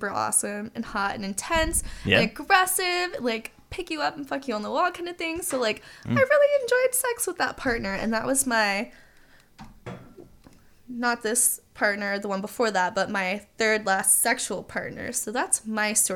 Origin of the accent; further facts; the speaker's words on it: Jacksonville, Florida, United States; I'm from Jacksonville, Florida